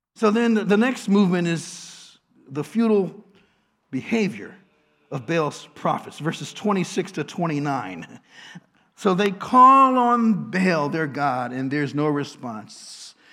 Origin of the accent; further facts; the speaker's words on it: Washington, District of Columbia, United States; now in Baltimore, United States; my hometown, Washington